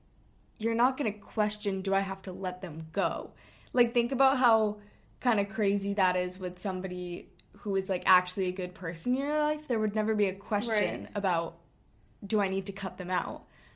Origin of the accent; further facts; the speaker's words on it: Hong Kong; we chose this separately, but basically we grew up in Hong Kong for our dad's job.